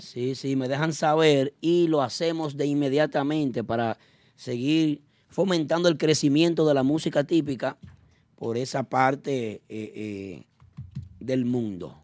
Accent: Dominican Republic; nos identifica como dominicanos

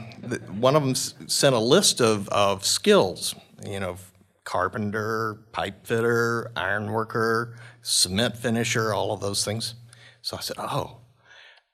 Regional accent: Shreveport, Louisiana, United States; moved away as an adult; also born or lived in Valdez, Alaska; now in Alaska, United States; my hometown is Shreveport, Louisiana

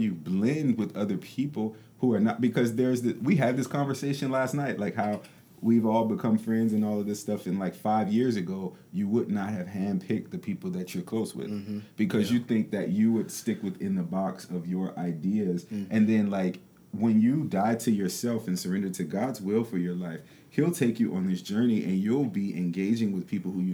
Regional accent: Detroit, Michigan, United States; moved away; growing up in Detroit

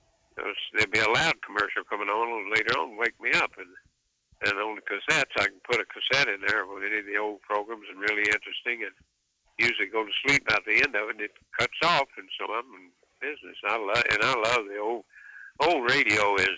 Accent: Kentucky, United States; moved away; See, I'm from that country. I'm from Kentucky originally.

